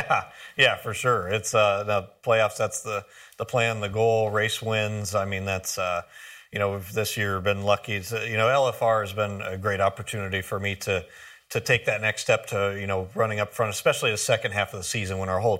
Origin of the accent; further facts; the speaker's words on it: Grass Valley, California, United States; Grass Valley, that's home for me. It was, you know, in the foothills outside of Sacramento. Really quiet, beautiful area that I grew up in out there.